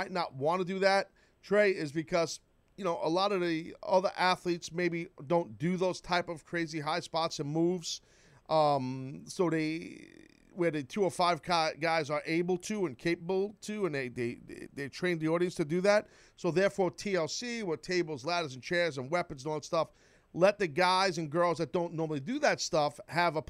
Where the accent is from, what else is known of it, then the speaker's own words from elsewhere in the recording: New York, United States; I'm from New York